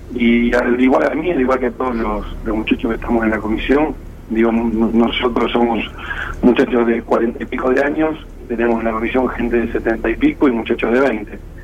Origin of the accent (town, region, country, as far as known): Mar de Ajó, Buenos Aires Province, Argentina